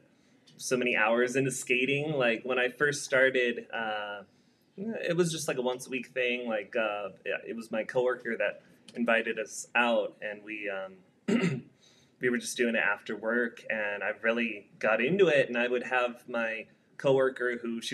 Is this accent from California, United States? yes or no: yes; California, United States; now in El Paso, United States; I lived here about 5 years, also from California.